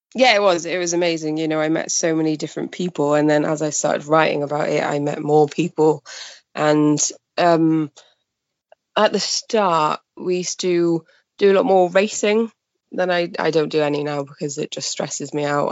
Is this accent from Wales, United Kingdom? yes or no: yes; Pembrokeshire, Wales, United Kingdom; moved away as an adult; also born or lived in Cardiff; now in Port Talbot, United Kingdom; I'm from Wales. I um born and bred in Pembrokeshire